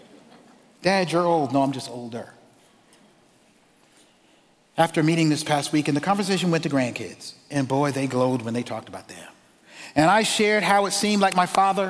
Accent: Charleston, South Carolina, United States; I grew up in Charleston, South Carolina

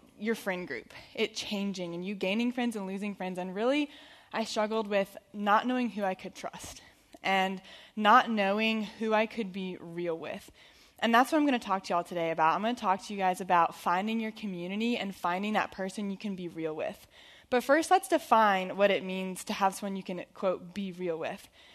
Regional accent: Perimeter School, Georgia, United States; I grew up here in Perimeter School. I went here first through eighth grade

